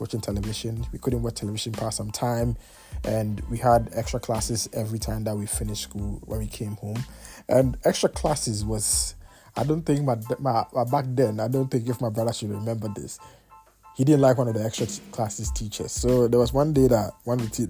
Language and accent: English; Kumasi, Ashanti, Ghana; also born or lived in Tema; I was 5 years, to be honest, because yeah, we moved from Tema to Kumasi